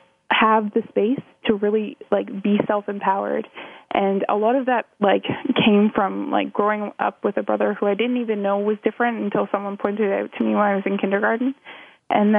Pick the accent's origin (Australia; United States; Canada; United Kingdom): Canada; Thornbury, Ontario; also born or lived in Ottawa, Canada; I grew up in Thornbury, Ontario, which is a small town 2.5 hours west of Toronto